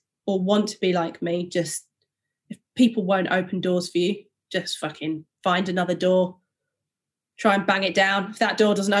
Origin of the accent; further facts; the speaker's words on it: Huddersfield, Yorkshire and the Humber, United Kingdom; I grew up in Huddersfield, I was from an all-white school.